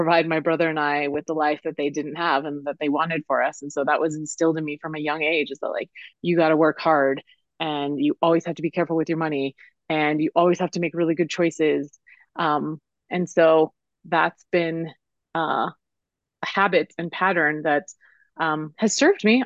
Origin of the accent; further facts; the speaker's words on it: Denver, Colorado, United States; I was born in Denver and raised in Denver, and that's where I am now